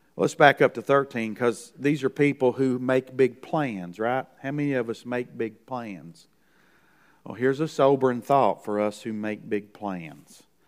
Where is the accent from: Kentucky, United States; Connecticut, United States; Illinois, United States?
Kentucky, United States; from Kentucky, the Moonshine State.